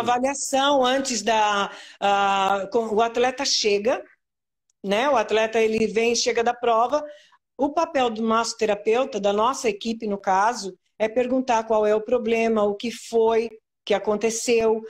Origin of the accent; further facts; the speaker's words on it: São Paulo, Brazil; now in Santa Catarina, Brazil; Eu sou de São Paulo, né? Da capital de São Paulo.